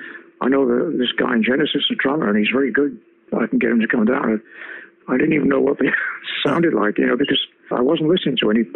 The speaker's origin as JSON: {"language": "English", "region": "central Wales", "country": "United Kingdom", "tie": "born or raised there", "also_born_or_lived": "Liverpool", "moved": "as an adult", "said": "I grew up in central Wales, you know, quite a rural area."}